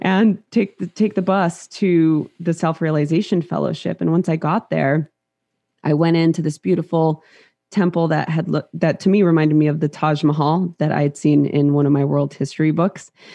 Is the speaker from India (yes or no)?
no; Los Angeles, California, United States; born or raised there; English is a second language